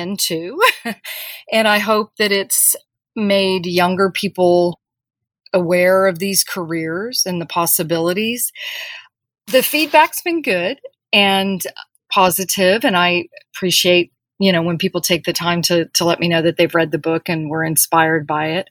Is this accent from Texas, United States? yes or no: yes; Corpus Christi, Texas, United States; I grew up in Corpus Christi, Texas, which is on the coast